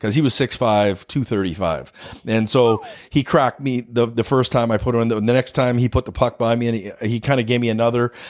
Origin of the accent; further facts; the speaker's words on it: Summerland, British Columbia, Canada; now in De Pere, United States; growing up in Summerland